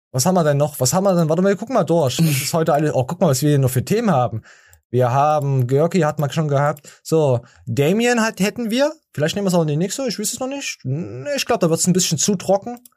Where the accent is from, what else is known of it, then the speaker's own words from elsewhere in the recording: Dortmund, North Rhine-Westphalia, Germany; Ah, ich als Dortmunder ist, ist Fan ist das jetzt echt schlimm.